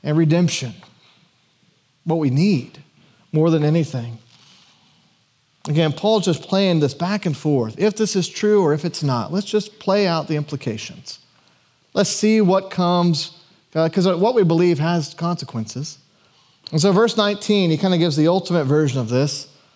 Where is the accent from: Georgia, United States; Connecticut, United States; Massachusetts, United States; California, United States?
Georgia, United States; Atlanta; growing up in the Atlanta area